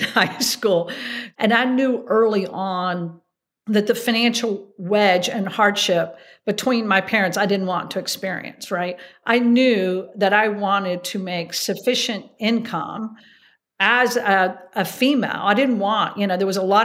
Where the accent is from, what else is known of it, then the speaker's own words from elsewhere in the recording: Hickory, North Carolina, United States; moved away as an adult; also born or lived in Atlanta / Chapel Hill, North Carolina; now in New York, United States; growing up in Hickory, North Carolina